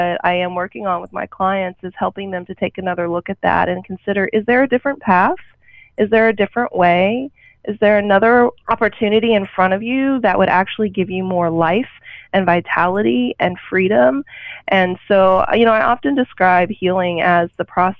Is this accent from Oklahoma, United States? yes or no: yes; Oklahoma, United States; moved away; growing up in a small town, I grew up in Oklahoma